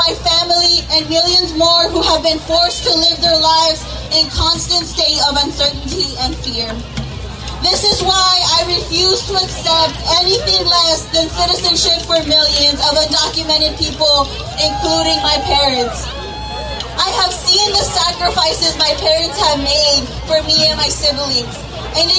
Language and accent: English; Mesa, Arizona, United States; also born or lived in Veracruz, Mexico; I was born in Veracruz, Mexico, and came to the U.S. with my family when I was just a year old. I grew up in Mesa, Arizona